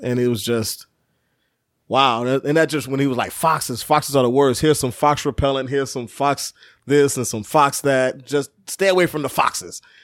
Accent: Chicago, Illinois, United States; I was from Chicago

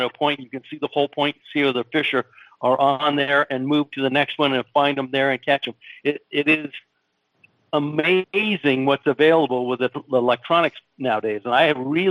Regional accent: Los Angeles, California, United States; his brother went to Van Nuys High with me

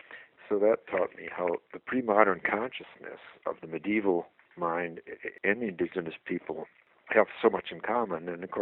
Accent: Madison, Wisconsin, United States; growing up in Wisconsin, where I'm from, Madison, Wisconsin, I think the beauty of the land and the seasons and the presence of the Native American spirit in the land was a big part of my growing up, and also being part of a large family of seven

